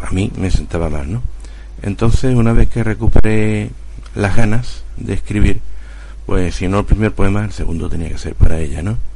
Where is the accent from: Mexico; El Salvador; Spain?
Spain; Huelva, Andalusia; born there; bueno, yo nací en Huelva, como he dicho al principio